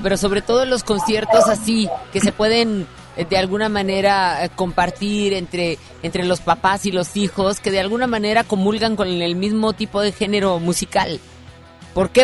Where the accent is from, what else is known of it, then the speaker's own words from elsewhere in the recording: Monterrey, Nuevo León, Mexico; como regios